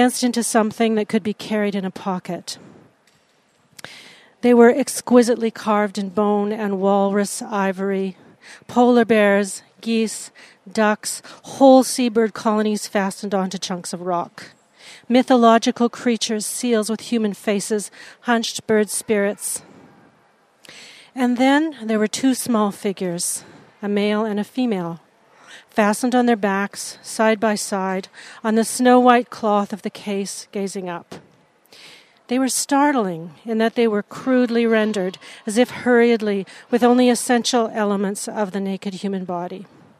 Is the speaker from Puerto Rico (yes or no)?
no; Vancouver Island, British Columbia, Canada; I'm an artist from Vancouver Island.